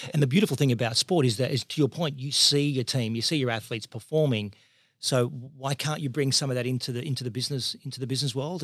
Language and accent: English; Parramatta, New South Wales, Australia; born and raised in Parramatta